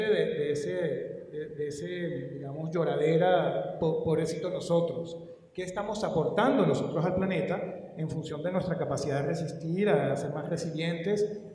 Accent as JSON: {"language": "Spanish", "region": "Guayana", "country": "Venezuela", "said": "yo vengo de Guayana"}